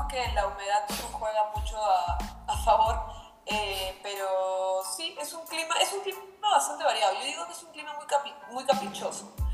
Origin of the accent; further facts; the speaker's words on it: Lima, Peru; yo nací en Lima. ¿Ya? Nací en Lima. Mi familia es de varias partes de Perú